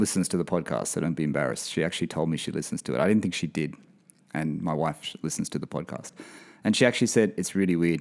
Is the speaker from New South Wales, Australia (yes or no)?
yes; Sydney, New South Wales, Australia; also born or lived in London; now in Bahrain; I'm from Sydney